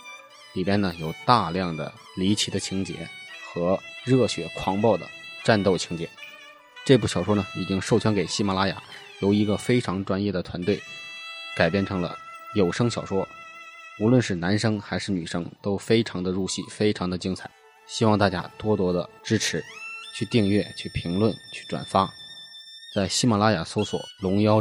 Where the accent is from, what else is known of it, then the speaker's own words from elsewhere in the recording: Hebei, China; 作为一个河北人呢，我从小就非常喜欢武侠故事